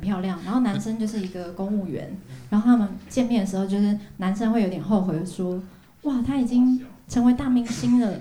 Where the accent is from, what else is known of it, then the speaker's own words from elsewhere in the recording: Hualien, Hualien County, Taiwan; moved away; 在花莲，因为我是花莲人